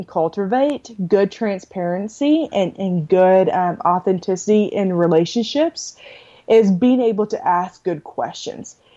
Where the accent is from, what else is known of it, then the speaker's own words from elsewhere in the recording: Arkansas, United States; also born or lived in New Braunfels, Texas; now in College Station, United States; my hometown in Arkansas